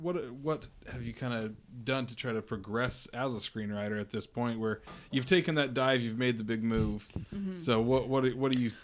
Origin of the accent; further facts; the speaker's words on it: Utah, United States; we're from Utah.